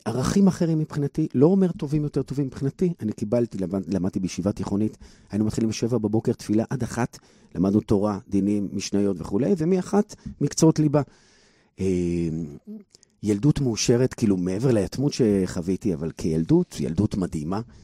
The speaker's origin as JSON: {"language": "Hebrew", "town": "Bnei Brak", "region": "Tel Aviv District", "country": "Israel", "tie": "born or raised there", "said": "וגדלתי בבני ברק"}